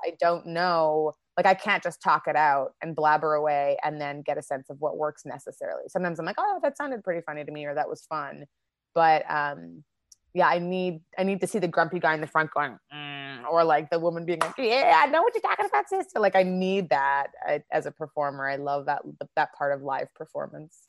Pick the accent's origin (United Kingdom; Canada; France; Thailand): Canada; Winnipeg, Manitoba; moved away as an adult; also born or lived in Toronto / South Korea; now in Los Angeles, United States; I grew up in Winnipeg in Canada and started my comedy career there